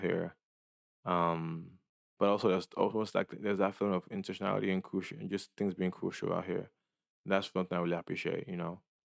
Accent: Dallas, Texas, United States; moved away as an adult; now in San Francisco, United States; I felt like Dallas was too small.

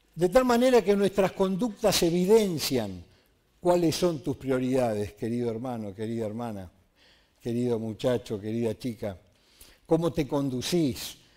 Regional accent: Argentina; Soy ciudadano argentino

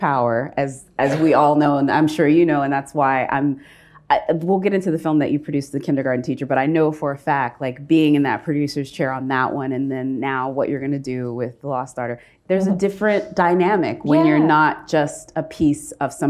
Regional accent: Austin, Texas, United States; I come from Austin, Texas. For those of you that don't know, that is the hippy dippy side of Texas. That is, it's way more closer to Berkeley than it is to Dallas.

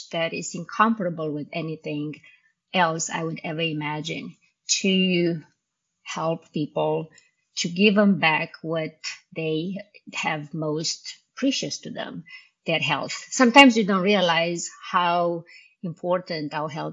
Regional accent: Romania; English is a second language; moved away as an adult; also born or lived in Indiana; now in United States; in Romanian because I did not speak English at the time

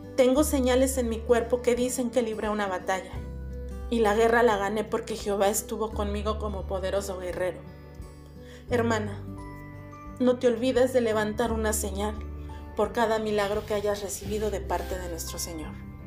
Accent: Puebla, Mexico; de Puebla, México

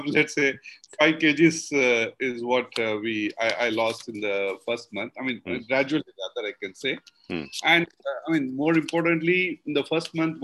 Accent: South India, India; we are all being from South India. We have a concept of eating yogurt rice after good meat

